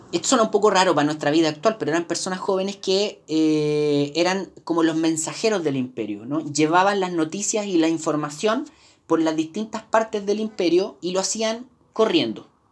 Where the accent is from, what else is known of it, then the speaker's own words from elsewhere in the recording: Chile; Nosotros como, como latinoamericanos, como chilenos